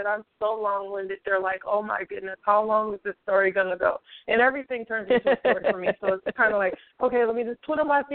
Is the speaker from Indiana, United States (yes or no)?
no; San Francisco Bay Area, California, United States; I'm from the Bay Area in California, San Francisco Bay